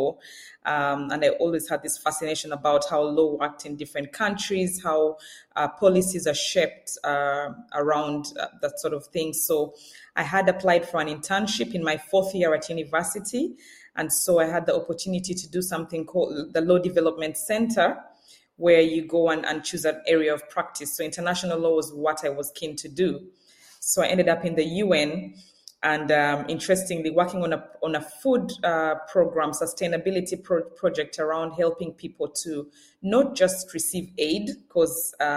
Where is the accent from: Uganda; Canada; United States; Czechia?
Uganda; moved away as an adult; now in Scotland, United Kingdom; I grew up in sunny Uganda